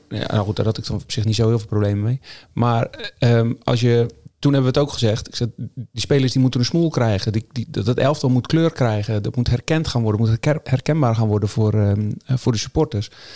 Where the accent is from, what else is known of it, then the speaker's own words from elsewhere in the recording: Zeeland, Netherlands; Ik was niet de enige uit Zeeland